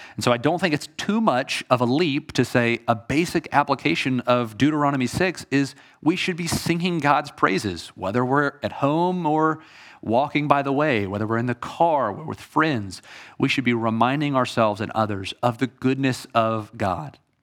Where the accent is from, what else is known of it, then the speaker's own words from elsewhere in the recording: Atlanta, Georgia, United States; I am from Atlanta. I grew up a Braves fan.